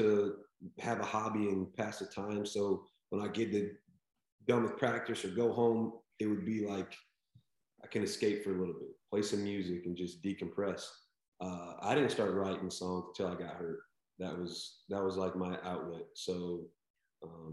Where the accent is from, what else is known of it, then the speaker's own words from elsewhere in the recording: Nebraska, United States; moved away; I grew up in Nebraska, so I grew up in a town of 300 people